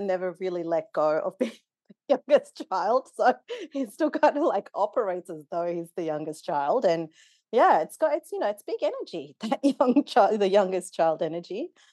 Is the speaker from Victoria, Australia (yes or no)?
no; Wollongong, New South Wales, Australia; born or raised there; also born or lived in Nairobi, Kenya; now in Melbourne, Australia